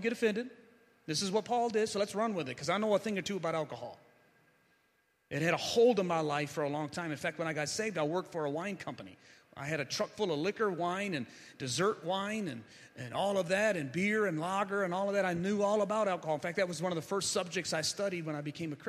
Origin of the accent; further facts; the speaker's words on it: Ecorse, Michigan, United States; also born or lived in Van Buren, Michigan; I'm from Ecorse, and I'm pastoring a church in Van Buren